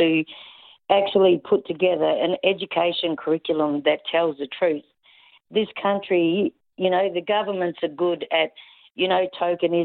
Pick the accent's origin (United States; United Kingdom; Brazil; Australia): Australia